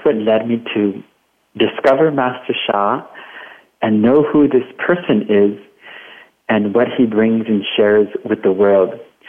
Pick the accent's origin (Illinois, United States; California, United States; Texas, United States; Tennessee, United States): California, United States; Watsonville; my hometown in Watsonville, California